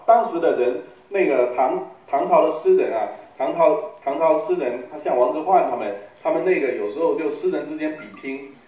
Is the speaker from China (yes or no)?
yes; Guangdong, China; moved away as an adult; now in Guangzhou, China; 我是一个潮汕人